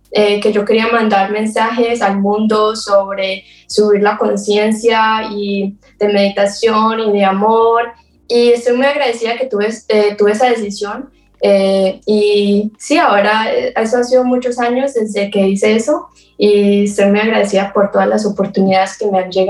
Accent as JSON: {"language": "Spanish", "country": "Colombia", "tie": "born or raised there", "also_born_or_lived": "Florida, United States", "moved": "yes", "lives_now": "Asheville, United States", "said": "tiempo en Florida, entre Colombia y Florida, había"}